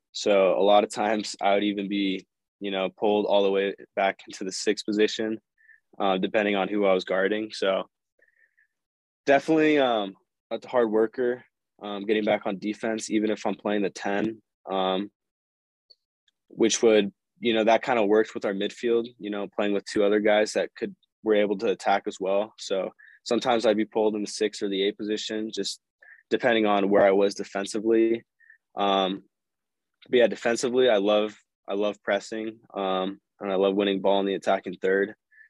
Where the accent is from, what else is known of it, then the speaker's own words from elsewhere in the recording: West Coast, United States; growing up on the West Coast, I was Galaxy based. So, growing up, I was watching them